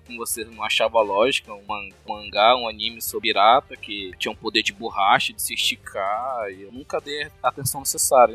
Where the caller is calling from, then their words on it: Manaus, Amazonas, Brazil; Falo de Manaus, Amazonas